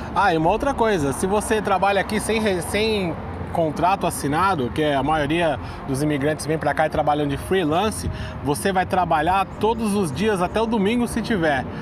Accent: São Paulo, Brazil; moved away as an adult; now in New York, United States; eu sou paulista, a gente fala cortando todas as palavras

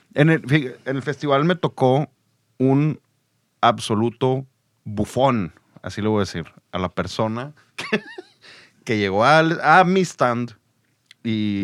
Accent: Monterrey, Nuevo León, Mexico; soy de aquí de Monterrey

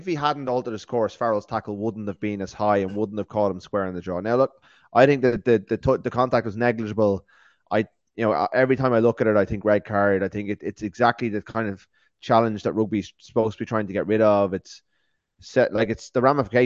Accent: Ireland; we're three Irish guys

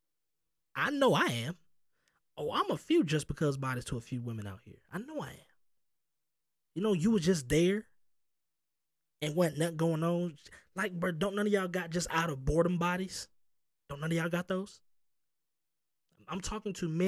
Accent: the South, United States; I'm from the South

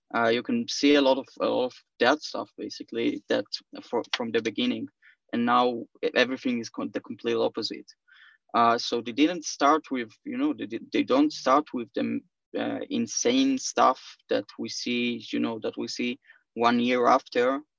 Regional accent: Israel; I'm from Israel

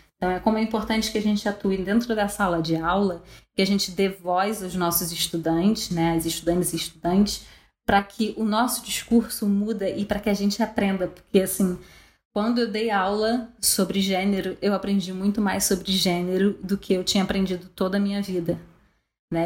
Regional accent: Brazil; a gente como brasileira

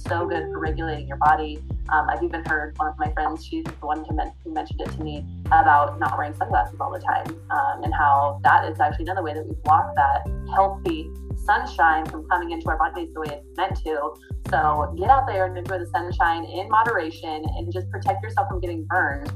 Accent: Midwest, United States; Growing up in the Midwest, it is agriculture country out here

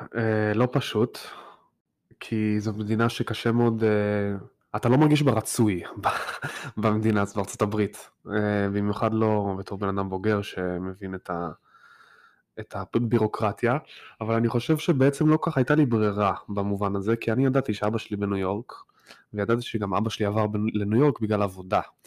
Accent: Tel Aviv, Tel Aviv District, Israel; also born or lived in Petah Tikva; now in New York, United States; אני גדלתי בשכונה מאוד חילונית במרכז תל אביב

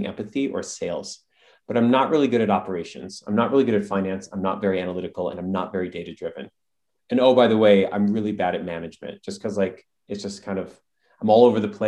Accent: Midwest, United States; My brother and I, we come from the Midwest

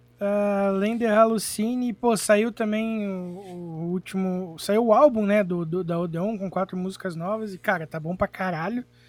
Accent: Irati, Paraná, Brazil; Eu sou do Paraná, uma cidade chamada Irati

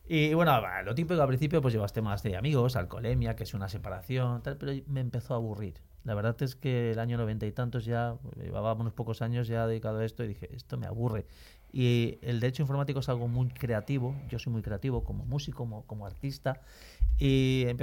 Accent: Valencia, Valencian Community, Spain; Pues mira, eh, como soy de Valencia y como sabéis, en Valencia hay mucha afición a la música, toda mi familia somos músicos

